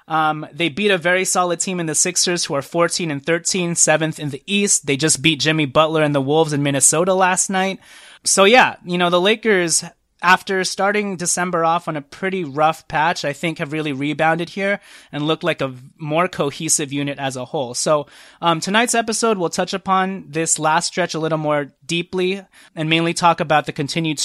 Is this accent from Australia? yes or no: no; Trinidad & Tobago; born there; Fun fact, I was born in Trinidad and Tobago.